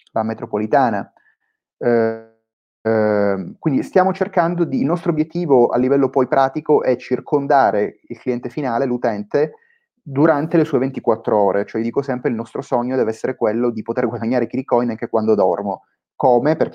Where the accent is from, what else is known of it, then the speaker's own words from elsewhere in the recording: Palermo, Sicily, Italy; moved away as an adult; io sono nato a Palermo 28, 28 anni fa, quindi ancora, diciamo, ancora, mi tengo nella fascia dei giovani per, per, per, per qualche anno. Um, ho fatto studi, studi, classici, poi a 18 anni eh, mi sono trasferito a Milano